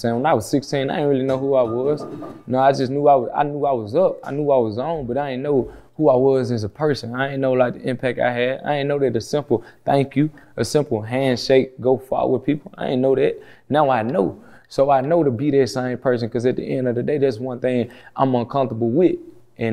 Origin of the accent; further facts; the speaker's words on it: Memphis, Tennessee, United States; I come from Memphis